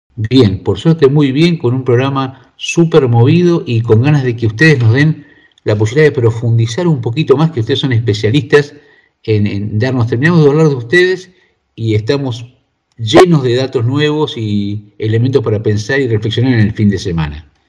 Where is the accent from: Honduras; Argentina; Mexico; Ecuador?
Argentina; moved away; yo vengo de Argentina